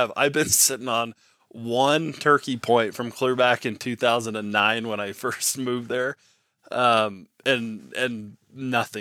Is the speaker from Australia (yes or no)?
no; Nevada, United States; I grew up in Nevada